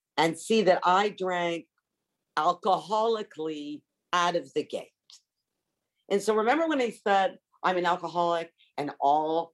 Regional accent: Long Island, New York, United States; moved away as an adult; also born or lived in Montreal, Canada / Los Angeles / Paris, France / south of France; I was raised on Long Island, New York.

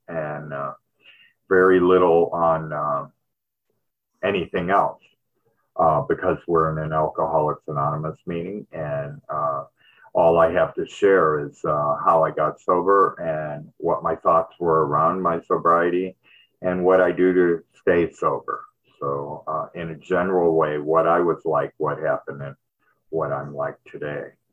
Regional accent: Detroit, Michigan, United States; moved away; I was born in Michigan, Detroit, and uh, it, it's really cold there

